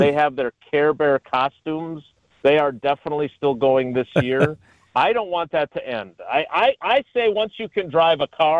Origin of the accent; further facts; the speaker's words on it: Milwaukee, Wisconsin, United States; also born or lived in Madison; now in Green Bay, United States; I grew up in Milwaukee. I went to school in Madison.